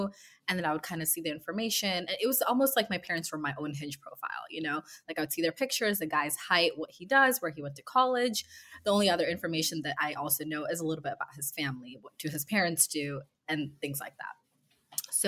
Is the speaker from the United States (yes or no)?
yes; West Coast, United States; moved away as an adult; now in New York, United States; I am from the West Coast and I've been living in New York for a few years now.